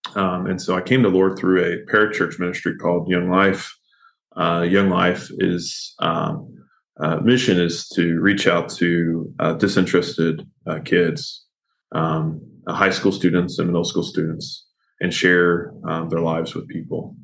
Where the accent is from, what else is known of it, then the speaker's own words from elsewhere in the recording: Kentucky, United States; I grew up here in Kentucky